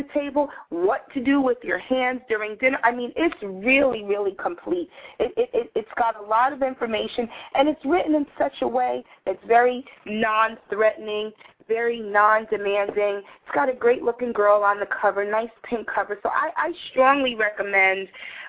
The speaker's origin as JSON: {"language": "English", "town": "New York City", "region": "New York", "country": "United States", "tie": "born or raised there", "said": "I grew up in New York City with very socially active parents"}